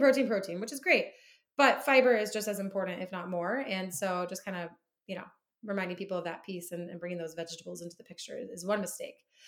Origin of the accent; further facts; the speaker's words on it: Midwest, United States; moved away as an adult; also born or lived in South Carolina; now in Boston, United States; I grew up in the Midwest.